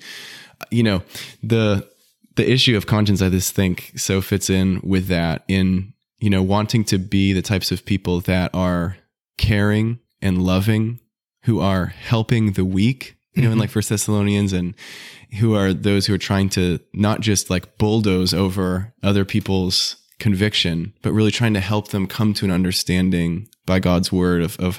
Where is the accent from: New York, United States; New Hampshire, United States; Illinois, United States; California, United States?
New Hampshire, United States; there's a great brother who I grew up in New Hampshire